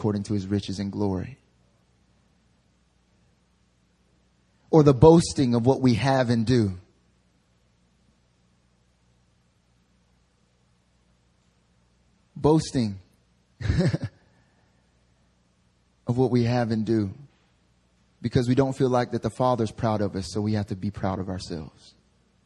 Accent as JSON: {"language": "English", "region": "North Carolina", "country": "United States", "tie": "born or raised there", "moved": "yes", "lives_now": "Seoul, South Korea", "said": "when I was a little kid growing up in North Carolina"}